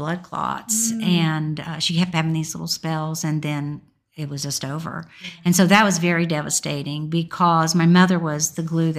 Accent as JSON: {"language": "English", "region": "Indiana", "country": "United States", "tie": "born or raised there", "said": "No, I was born in Indiana. And I've just moved all over the country. I mean, I spent the first 18 years of my life, well, no, 22, just within 18 miles of my home."}